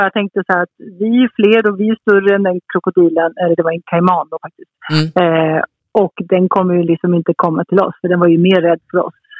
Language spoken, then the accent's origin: Swedish; Italy; Jag tror att är man halvitalienska som jag är och uppvuxen i Italien så har man blivit, har man blivit kär i, i goda råvaror